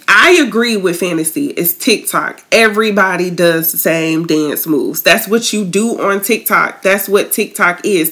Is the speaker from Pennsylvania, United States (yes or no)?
no; Tallahassee, Florida, United States; moved away; I'm originally from Tallahassee